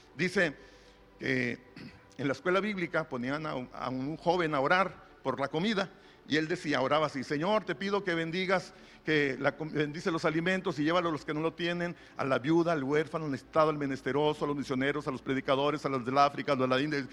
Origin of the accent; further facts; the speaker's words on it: Monterrey, Nuevo León, Mexico; yo soy regio, hermano, yo aquí nací en Monterrey